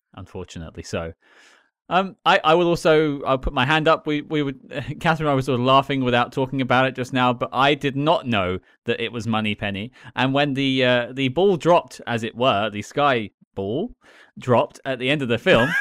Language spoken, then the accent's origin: English; London, United Kingdom; As a Londoner